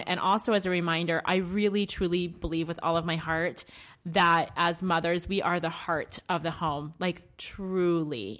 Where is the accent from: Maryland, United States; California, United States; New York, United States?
Maryland, United States; now in Arizona, United States; I grew up in Maryland